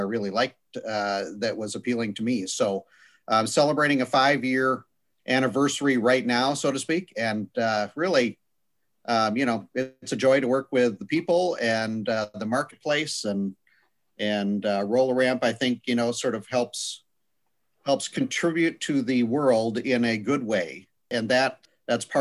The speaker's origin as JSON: {"language": "English", "town": "Fargo", "region": "North Dakota", "country": "United States", "tie": "born or raised there", "said": "I'm a Fargo native, so to speak, born and raised in Fargo, North Dakota."}